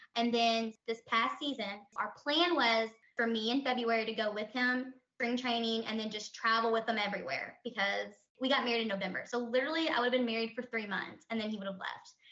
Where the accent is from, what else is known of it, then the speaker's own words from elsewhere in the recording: Kentucky, United States; also born or lived in Louisville, Kentucky; we live in Louisville, Kentucky, but that could always change. But we're both from Kentucky